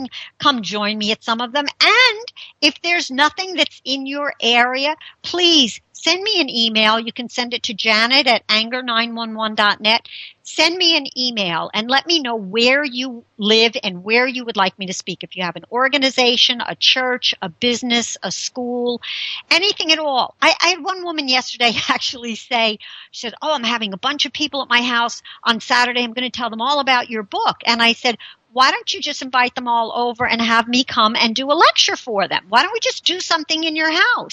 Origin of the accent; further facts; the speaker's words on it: Bergenfield, New Jersey, United States; moved away; my hometown, Bergenfield, New Jersey